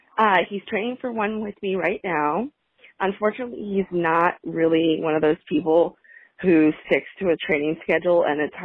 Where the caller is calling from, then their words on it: Orange County, California, United States; from Orange County, California.